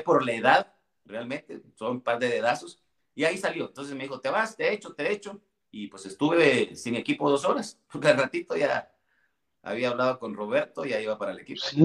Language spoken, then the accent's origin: Spanish; Villa Nueva, Guatemala Department, Guatemala; yo soy originario puro de Villanueva, puro villanovano